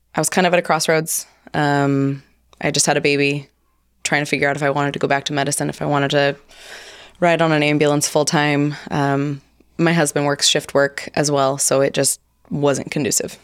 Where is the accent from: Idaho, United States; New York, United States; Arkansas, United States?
Idaho, United States; Hope; born and raised in Hope, Idaho